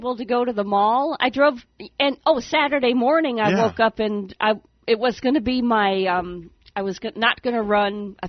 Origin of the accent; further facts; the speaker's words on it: Wisconsin, United States; now in Florida, United States; back in Wisconsin, we had basements